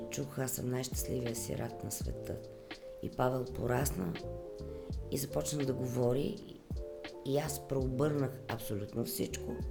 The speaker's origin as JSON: {"language": "Bulgarian", "town": "Blagoevgrad", "region": "Blagoevgrad Province", "country": "Bulgaria", "tie": "born or raised there", "said": "И там, където съм родена в Благоевград, има имаше беженската махала. Е, като деца се в Благоевград е много топло."}